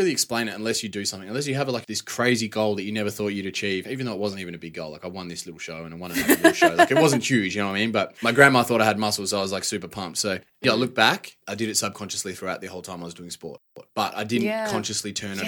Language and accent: English; Perth, Western Australia, Australia; now in Melbourne, Australia; Yeah, I grew up in a pretty normal household, I'd say. I got a brother and a sister. Pretty lucky to grow up on a decent sized house back in WA.